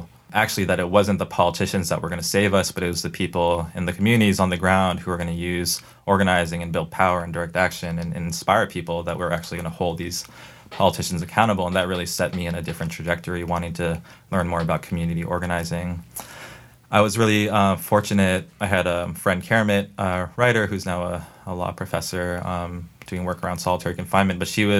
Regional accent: El Cerrito, California, United States; So I grew up in the East Bay in California in a town called El Cerrito.

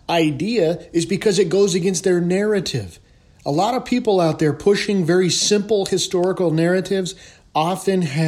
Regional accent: the West, United States; also born or lived in Anchorage, Alaska; now in Southwest, United States; I'm from the West, and I live in the Southwest

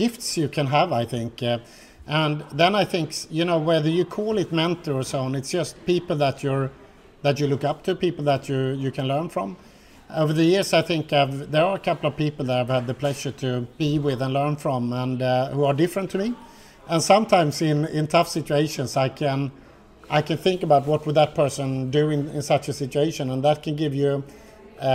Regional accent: Gothenburg, Västra Götaland, Sweden; I'm brought up on the west coast of Sweden. I'm from Gothenburg.

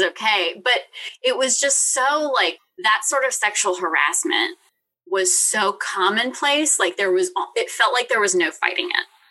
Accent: Richmond, Virginia, United States; I'm from Richmond, Virginia.

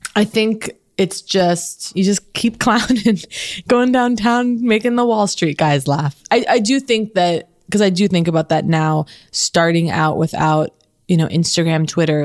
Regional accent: Los Angeles, California, United States; growing up in Los Angeles

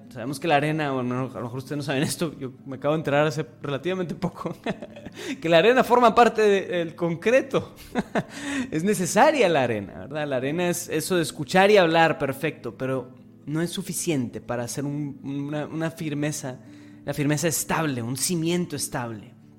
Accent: Mexico; como iglesia mexicana

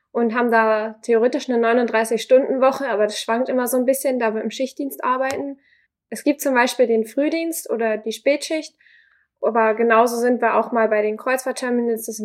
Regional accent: Glinde, Schleswig-Holstein, Germany; Ich komme eigentlich aus Glinde, das ist knapp östlich von Hamburg

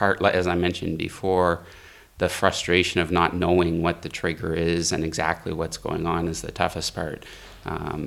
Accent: Rossland, British Columbia, Canada; I'm from Rosland, British Columbia in Canada.

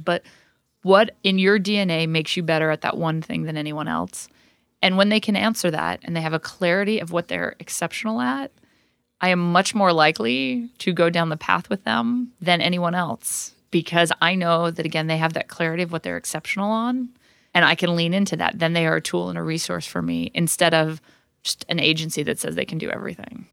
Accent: Orem, Utah, United States; moved away; I grew up in Orem, Utah, which is a tiny conservative town in a very conservative state

